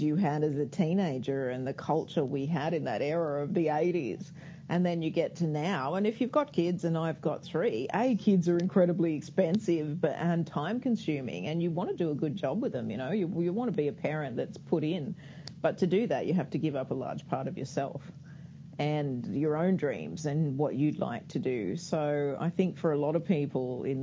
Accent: Australia; I'm Australian, so a lot of the resources are Australian, but we still speak English out here

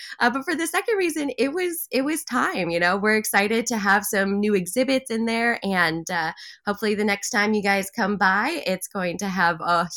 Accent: Pacific Northwest, United States; moved away; I have a lot of friends and family up in that area growing up in the Pacific Northwest

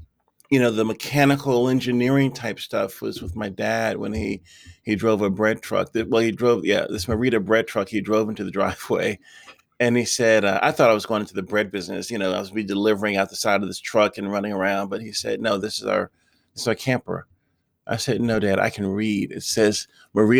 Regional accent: Lynchburg, Virginia, United States; I grew up in Lynchburg, Virginia

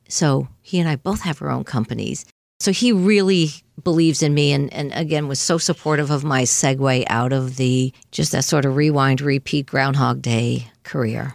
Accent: Longmeadow, Massachusetts, United States; we grew up in Long Meadow, Mass, in the four one three area code out by Springfield.

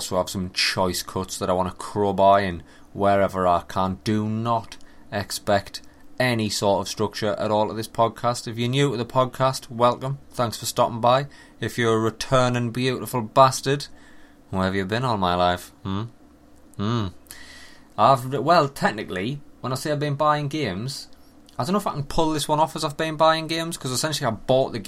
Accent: England, United Kingdom; I'm from England

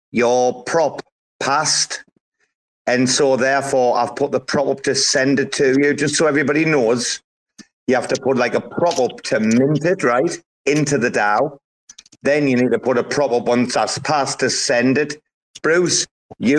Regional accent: Sunderland, North East England, United Kingdom; Matt is from my hometown. So if you listen to us have a bit of crack, you'll hear proper Sunderland here.

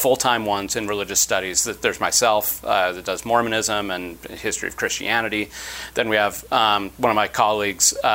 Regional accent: Utah, United States; I grew up in Utah, and I went to BYU for my undergraduate

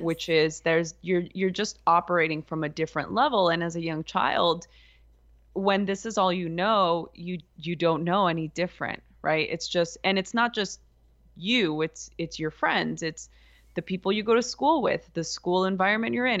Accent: Los Angeles, California, United States; I grew up in East Los Angeles during the L A riots

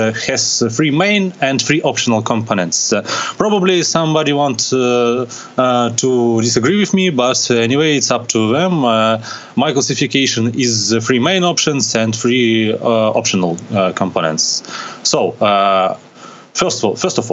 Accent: Russia; from Russia

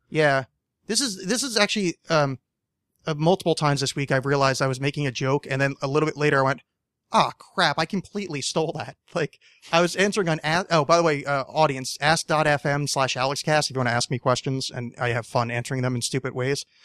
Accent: East Coast, United States; moved away; I'm not from the East Coast anymore, but I grew up on the East Coast.

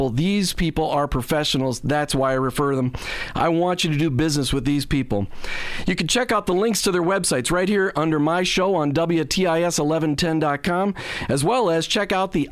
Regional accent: Minnesota, United States; also born or lived in New Jersey / Maryland; now in Florida, United States; I grew up in Minnesota, uh, but I also was born in New Jersey and lived in Maryland.

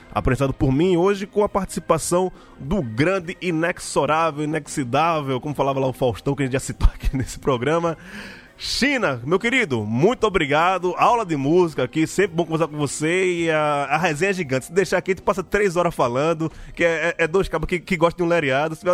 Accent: Pernambuco, Brazil; a gente como pernambucano

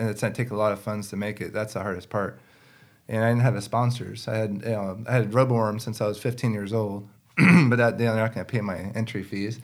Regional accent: West Coast, United States; growing up on the West Coast

